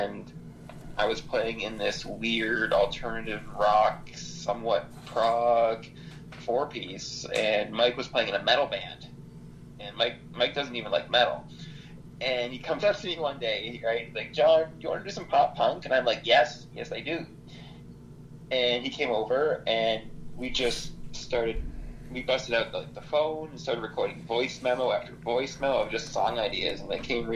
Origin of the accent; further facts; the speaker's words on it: Toronto, Ontario, Canada; we're from Toronto